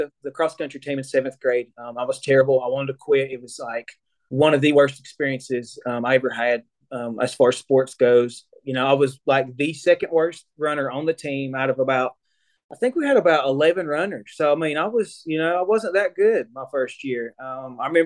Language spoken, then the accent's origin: English; Cherokee, North Carolina, United States; I grew up here in Cherokee, North Carolina. You know, pretty much my entire life